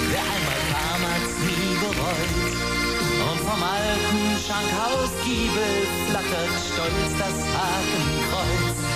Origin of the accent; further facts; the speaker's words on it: Cologne, North Rhine-Westphalia, Germany; also mein Botzenburg ist natürlich leider meine Heimatstadt Köln.